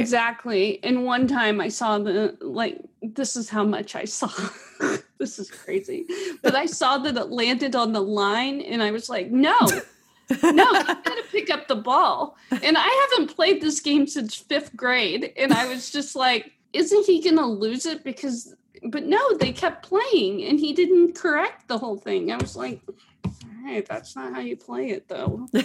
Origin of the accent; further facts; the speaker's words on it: Pittsburg, Kansas, United States; also born or lived in Atlanta; now in Springfield, United States; I grew up in Pittsburgh, Kansas with Melissa